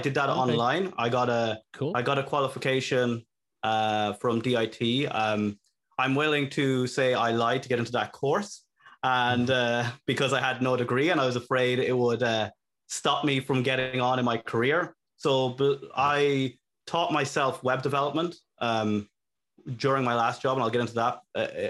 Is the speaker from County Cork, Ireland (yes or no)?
no; Longwood, County Meath, Ireland; moved away as an adult; now in Dublin, Ireland; I am from Longwood